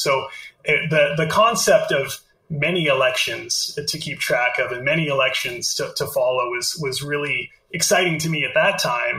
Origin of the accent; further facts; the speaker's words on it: Canada; I'm Canadian. I live in Canada